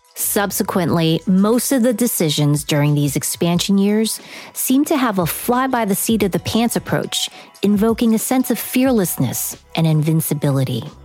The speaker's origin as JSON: {"language": "English", "town": "New York City", "region": "New York", "country": "United States", "tie": "born or raised there", "said": "Growing up in New York, I would take the subway from Queens to the Tower Records on 4th and Broadway in Manhattan"}